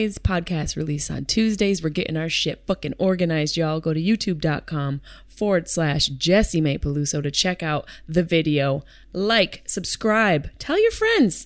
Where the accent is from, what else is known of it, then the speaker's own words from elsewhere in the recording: Syracuse, New York, United States; my hometown of Syracuse, New York.